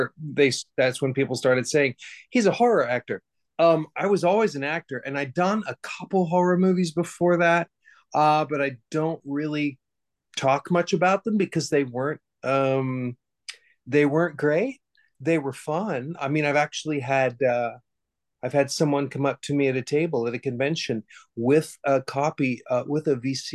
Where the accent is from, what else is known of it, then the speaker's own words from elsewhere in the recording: Hutchinson, Kansas, United States; I grew up in Hutchinson, Kansas, in the middle of Kansas.